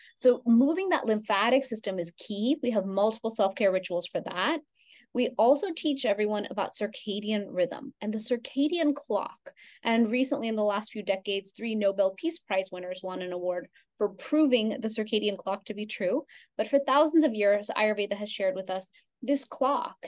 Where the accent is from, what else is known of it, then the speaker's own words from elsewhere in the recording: Houston, Texas, United States; I grew up in Houston, Texas, but I also grew up going to India every summer of my life.